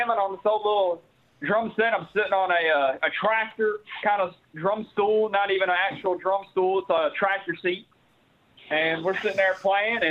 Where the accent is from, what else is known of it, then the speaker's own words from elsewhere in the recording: Northwest Tennessee, United States; now in Citrus County, United States; I'm from Northwest Tennessee.